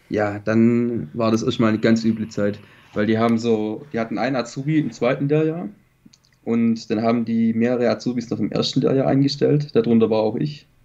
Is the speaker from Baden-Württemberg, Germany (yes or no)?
yes; near Stuttgart, Baden-Württemberg, Germany; ich komme aus Baden-Württemberg, nähe